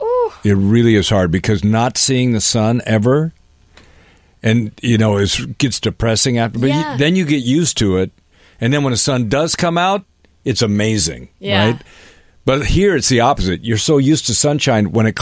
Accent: Seattle, Washington, United States; moved away; I'm from Seattle

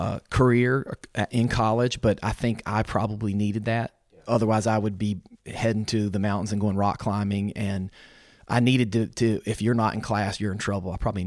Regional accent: Roanoke, Virginia, United States; moved away as an adult; also born or lived in Gainesville, Florida; I was born in Roanoke, Virginia.

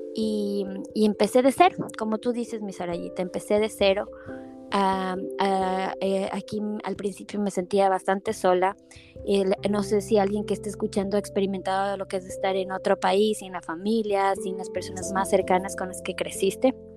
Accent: Ecuador; moved away as an adult; crecí siendo publicista en Ecuador

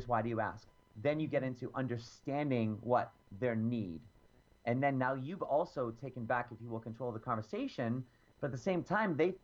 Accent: Boston, Massachusetts, United States; I'm from Boston

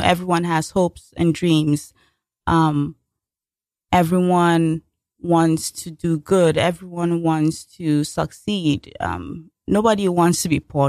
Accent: Nigeria; moved away as an adult; now in United States; back in my home country

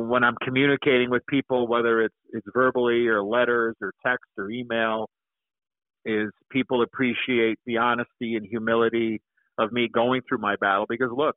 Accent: Chicago, Illinois, United States; being an American-born kid, growing up in Chicago

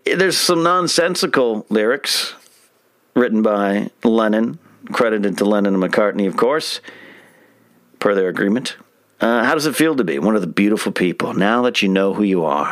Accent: Arroyo Grande, California, United States; moved away; my high school in Arroyo Grande, California

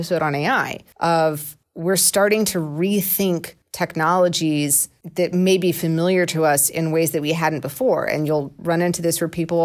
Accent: Georgia, United States; I'm from Georgia and we said buggy

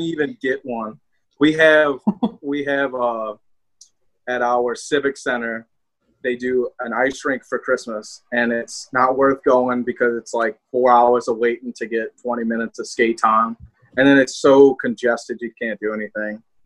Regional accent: the South, United States; accent: southern twang; I have a southern twang

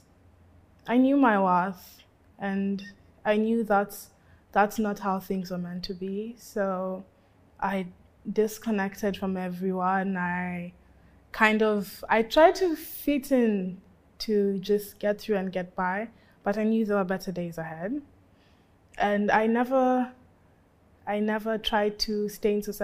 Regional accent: Nairobi, Kenya; I was born in Nairobi, grew up in Nairobi.

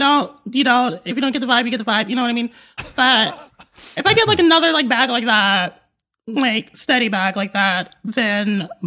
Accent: North Las Vegas, Nevada, United States; now in Los Angeles, United States; When I was growing up in North Las Vegas, it was not looking like how it's looking now.

